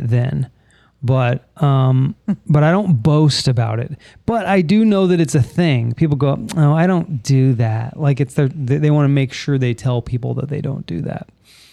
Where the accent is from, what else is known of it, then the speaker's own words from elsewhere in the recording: Florida, United States; we're from Florida in the United States